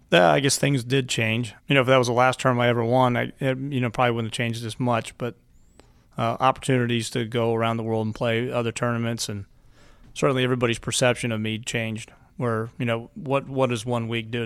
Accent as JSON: {"language": "English", "town": "Lakeland", "region": "Florida", "country": "United States", "tie": "born or raised there", "said": "I grew up in Lakeland, Florida."}